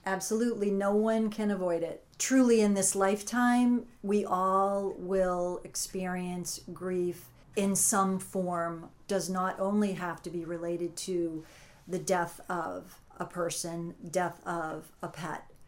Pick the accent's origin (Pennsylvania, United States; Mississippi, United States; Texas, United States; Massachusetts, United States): Massachusetts, United States; moved away as an adult; also born or lived in Connecticut / Brewster, Massachusetts; I grew up in Massachusetts, moved to Connecticut, raised my children there